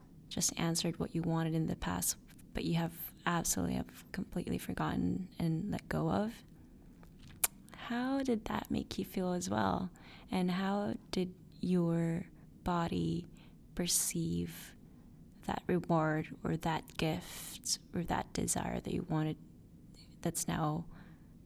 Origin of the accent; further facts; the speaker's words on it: Philippines; moved away; my hometown, the Philippines